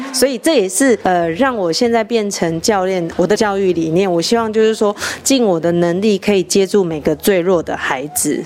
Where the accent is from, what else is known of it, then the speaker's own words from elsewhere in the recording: Taipei, Taiwan; moved away; also born or lived in Taitung; 其实我是台北人